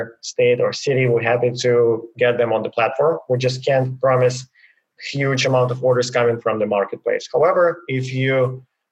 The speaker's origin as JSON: {"language": "English", "country": "Ukraine", "tie": "born or raised there", "moved": "as an adult", "lives_now": "United States", "said": "I was born in Ukraine in a small city, and I went to a military school, and then from that to university"}